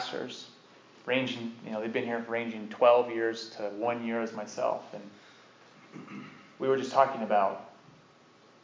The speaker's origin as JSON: {"language": "English", "region": "Utah", "country": "United States", "accent": "Utah", "said": "My Utah accent."}